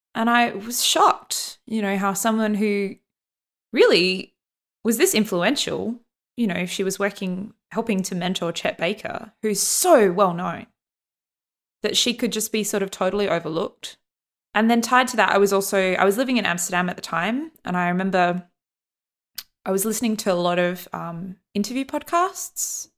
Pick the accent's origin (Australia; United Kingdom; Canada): Australia; growing up in Australia